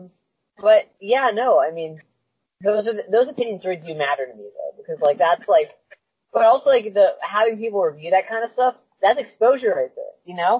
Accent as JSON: {"language": "English", "region": "New Hampshire", "country": "United States", "tie": "born or raised there", "also_born_or_lived": "Albuquerque, New Mexico / South Carolina", "said": "growing up in first 6 years of my life, I wasn't in New Hampshire. Three was in New Mexico. Three was in South Carolina. But after"}